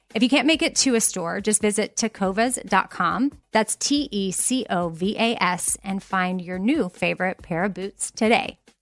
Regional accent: Texas, United States; I'm from Texas

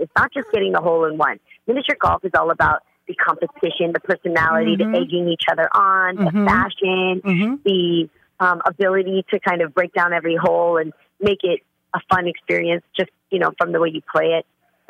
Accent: California, United States; I'm the girl from the Bay, man. I bring it.

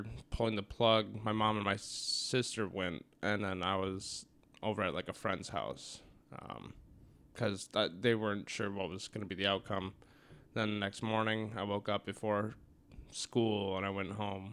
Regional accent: Apple Valley, Minnesota, United States; also born or lived in Burnsville, Minnesota; now in Jamestown, United States; I grew up in Apple Valley, and then after my dad died, we moved to Burnsville

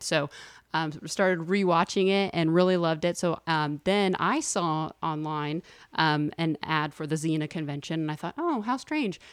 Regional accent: Texas, United States; moved away as an adult; now in Los Angeles, United States; we're both from Texas, Wendy

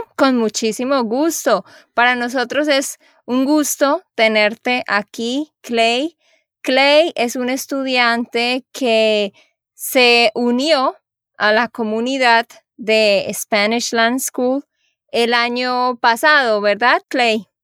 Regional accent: Santander, Colombia; de Santander, Colombia

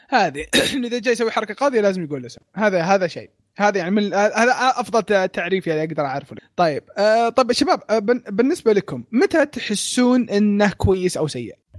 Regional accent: Saudi Arabia; عندنا في السعوديه

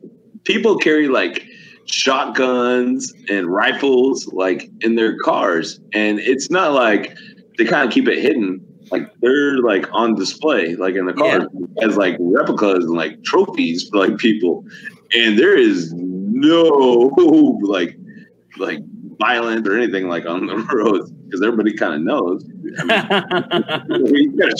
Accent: Oklahoma City, Oklahoma, United States; I'm from Northside, Oklahoma City

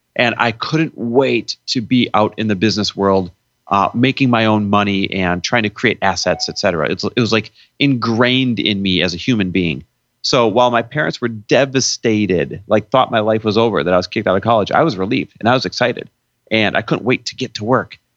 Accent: Midwest, United States; now in California, United States; I was born and raised in the Midwest

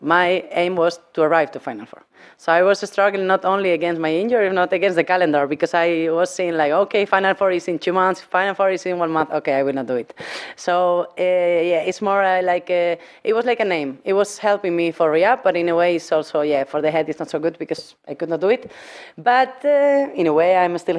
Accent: Spain; English is a second language; moved away as an adult; also born or lived in Hungary; now in Norway; I come from Spain, of course. I was living 9 years in Hungary, so I'm half Hungarian as well

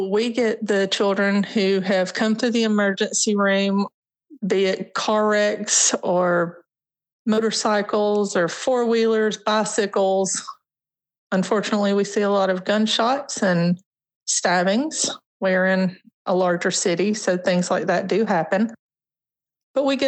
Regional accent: Sylvan Springs, Alabama, United States; also born or lived in Birmingham, Alabama; I was raised in an area right outside of Birmingham called Sylvan Springs

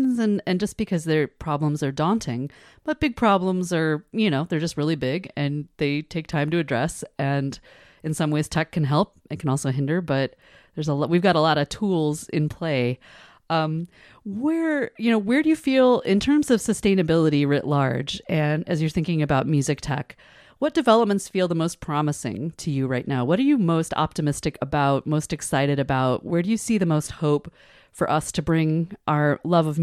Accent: United States; I'm an American

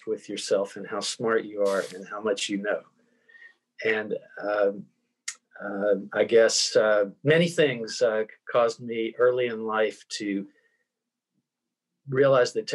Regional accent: Tennessee, United States; now in Vancouver, Canada; I'm originally from Tennessee, if you notice the accent

